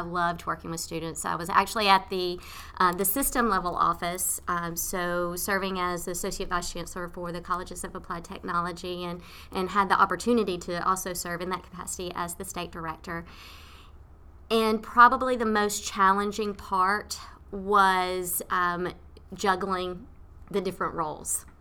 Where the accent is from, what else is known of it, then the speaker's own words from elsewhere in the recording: Nashville, Tennessee, United States; moved away as an adult; now in Leesburg, Virginia, United States; I'm originally from Tennessee, from Nashville, Tennessee